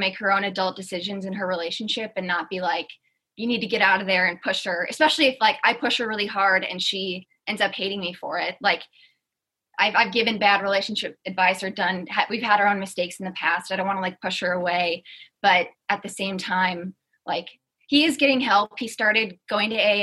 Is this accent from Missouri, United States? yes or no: no; Wisconsin, United States; now in Atlanta, United States; So my childhood best friend, we grew up in Wisconsin together